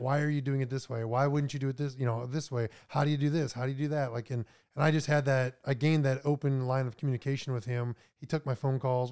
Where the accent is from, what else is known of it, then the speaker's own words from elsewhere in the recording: Minot, North Dakota, United States; moved away as an adult; also born or lived in Florida; I was born in Minot, North Dakota, about an hour south of Canada